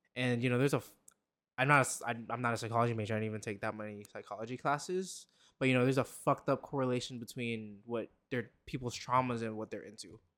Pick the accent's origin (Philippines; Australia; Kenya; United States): Philippines; moved away; I grew up in the Philippines